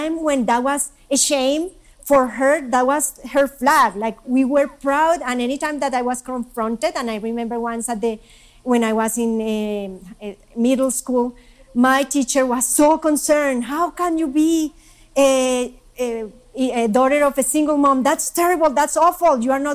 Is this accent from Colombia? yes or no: yes; Colombia; now in United States; I'm Colombian.